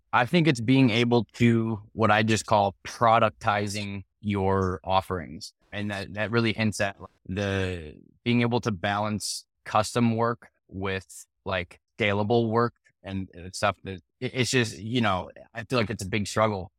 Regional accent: Chicago, Illinois, United States; also born or lived in Missouri; I'm from Chicago

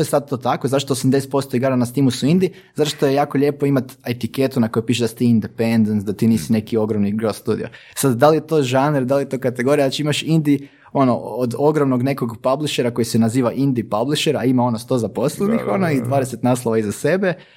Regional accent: Bjelovar, Bjelovar-Bilogora County, Croatia; mi smo iz Bjelovara

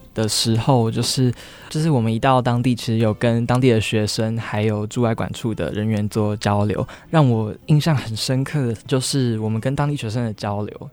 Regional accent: Taiwan; 身为台湾人

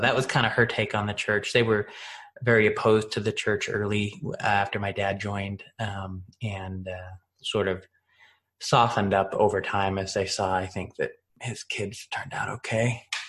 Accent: Washington, United States; Washington State mainly, Eastern, Western. We bounced around.

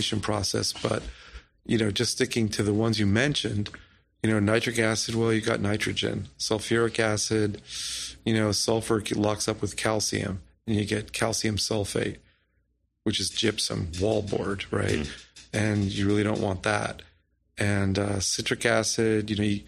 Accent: California, United States; Being a Californian

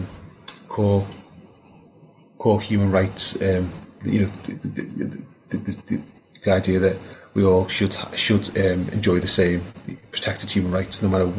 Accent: Liverpool, North West England, United Kingdom; moved away as an adult; also born or lived in St Helena; when I was growing up in Liverpool in the '80s, always out on the estate

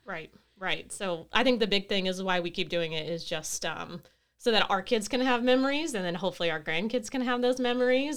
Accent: Carrollton, Illinois, United States; now in Palmyra, United States; I'm born and raised in Carrollton, but I actually live in Palmyra now

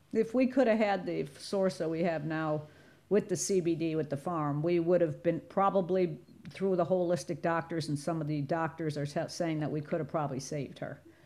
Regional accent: Chicago, Illinois, United States; moved away as an adult; now in South Florida, United States; I'm from Chicago originally, but I've been down here almost forty years

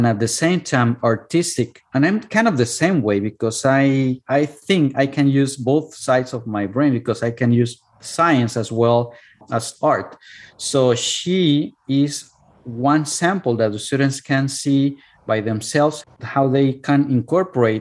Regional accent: Cuernavaca, Morelos, Mexico; English is a second language; moved away as an adult; now in United States; my hometown, which is Cuernavaca

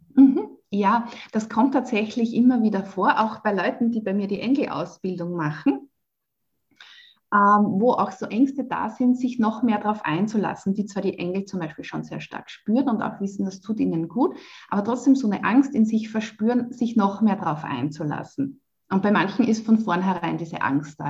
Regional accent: Waidhofen an der Ybbs, Lower Austria, Austria; moved away as an adult; also born or lived in Vienna; Ich bin ja in Niederösterreich aufgewachsen. Ähm, in Weidhofen an der Ips

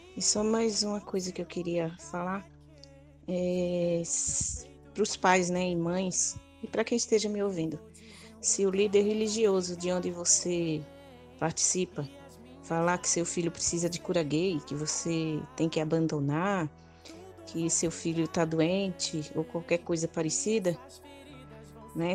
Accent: Northeast Region, Brazil; Sou nordestina

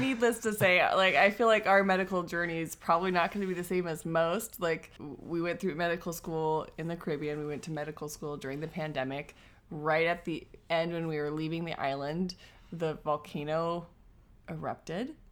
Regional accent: Washington, United States; moved away as an adult; also born or lived in Saint Vincent and the Grenadines; we're originally from Washington

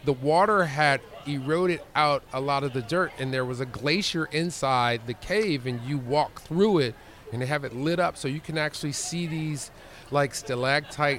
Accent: United States; as an American

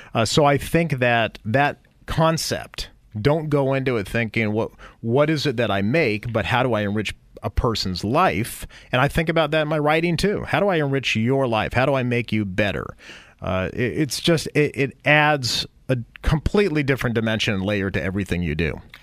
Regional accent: San Jose, California, United States; also born or lived in New York; I'm from San Jose, grew up in San Jose

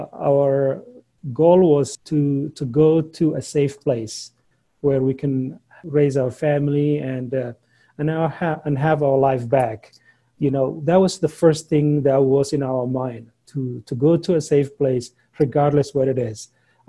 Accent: Somalia; English is a second language; moved away as an adult; also born or lived in Logan, Utah; now in United States

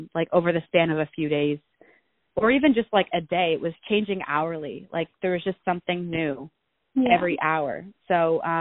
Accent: Toronto, Ontario, Canada; I'm from Toronto, Ontario

